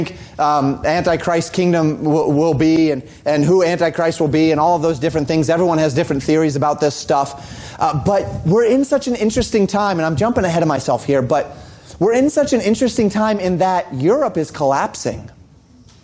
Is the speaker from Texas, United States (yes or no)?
no; Colorado, United States; I grew up in Colorado